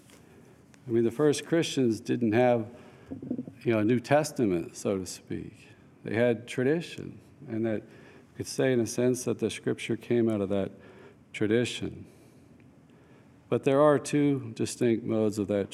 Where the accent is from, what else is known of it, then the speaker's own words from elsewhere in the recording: North Alabama, United States; I grew up in North Alabama, was barely Catholic at all.